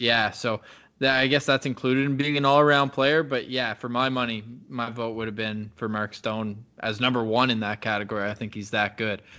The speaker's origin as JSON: {"language": "English", "town": "Ottawa", "region": "Ontario", "country": "Canada", "tie": "born or raised there", "said": "when I was twelve to eighteen as a goalie growing up in Ottawa"}